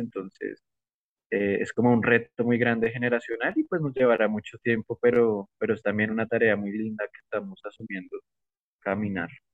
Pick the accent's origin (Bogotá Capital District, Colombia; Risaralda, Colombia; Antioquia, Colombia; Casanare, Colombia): Bogotá Capital District, Colombia; Bogotá; moved away as an adult; now in Putumayo, Colombia; Nací en Bogotá, crecí, estudié en la colegio, en la universidad